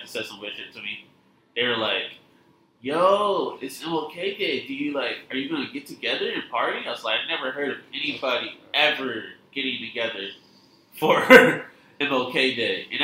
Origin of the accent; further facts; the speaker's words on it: United States; I am an American.